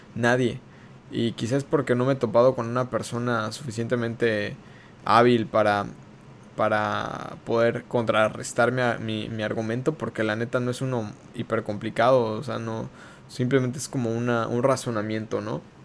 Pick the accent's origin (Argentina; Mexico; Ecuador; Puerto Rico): Mexico; como ciudadanos mexicanos